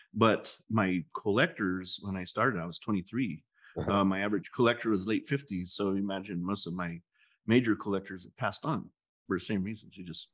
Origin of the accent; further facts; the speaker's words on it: Taos, New Mexico, United States; also born or lived in Santa Fe, New Mexico; now in Albuquerque, United States; I was born in Taos. My dad was born in Taos.